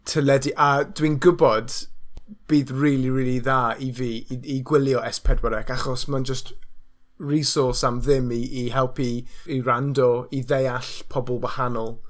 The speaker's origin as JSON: {"language": "Welsh", "region": "Wales", "country": "United Kingdom", "said": "ni gyd yn swnio fel ni'n dod o Gymru, achos ni yn dod o Gymru, fi a ti, a yr acen ni, it's like, just as legitimate yn fy marn ni."}